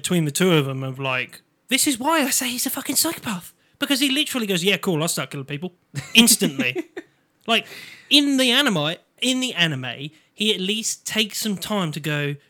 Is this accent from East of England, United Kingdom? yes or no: yes; Norfolk, East of England, United Kingdom; I'm from Norfolk.